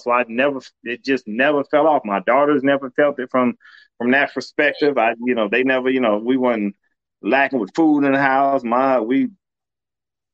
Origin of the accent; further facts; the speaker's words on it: Compton, California, United States; I grew up in Compton